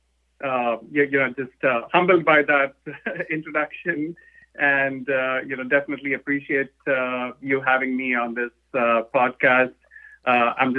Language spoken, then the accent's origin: English; India; moved away as an adult; now in Atlanta, United States; I'm originally from India. I studied in India. I grew up out there